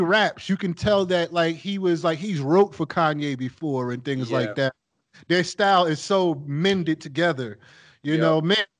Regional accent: New York City, New York, United States; I grew up in New York City

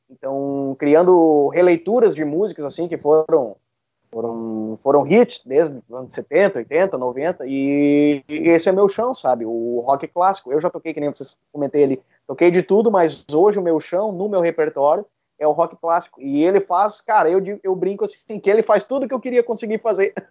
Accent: Sapiranga, Rio Grande do Sul, Brazil; eu sou de Sapiranga

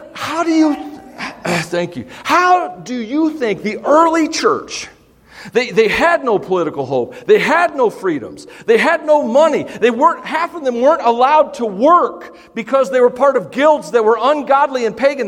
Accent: United States; we, as American Christians

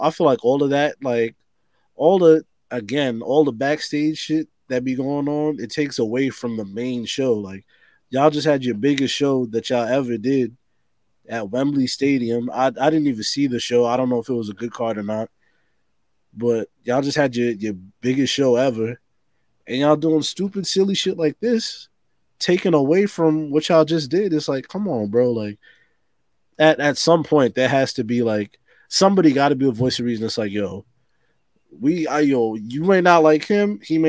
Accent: Harlem, New York, United States; I'm from Harlem.

